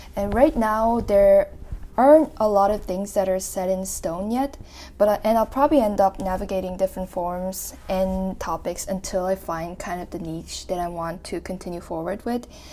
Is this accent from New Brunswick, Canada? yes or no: yes; New Brunswick, Canada; also born or lived in South Korea; growing up as a Korean immigrant in a suburban city in New Brunswick, Canada